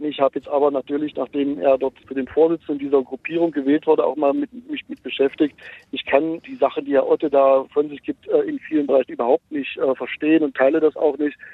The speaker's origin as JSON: {"language": "German", "region": "Saxony-Anhalt", "country": "Germany", "said": "Bei uns in Sachsen-Anhalt"}